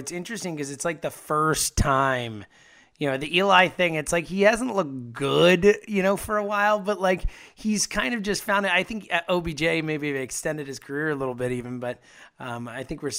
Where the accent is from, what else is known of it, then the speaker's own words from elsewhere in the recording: Philadelphia, Pennsylvania, United States; Look, I'm from Philadelphia.